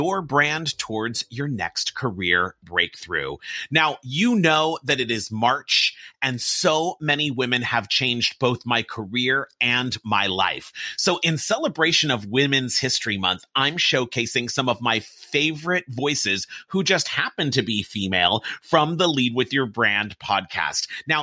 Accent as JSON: {"language": "English", "town": "Pasadena", "region": "California", "country": "United States", "tie": "born or raised there", "said": "I grew up in Pasadena, California, which is home to the Rose Parade and the Rose Bowl"}